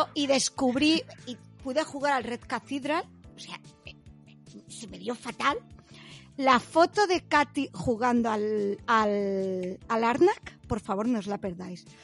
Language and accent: Spanish; Catalonia, Spain; yo como buena catalana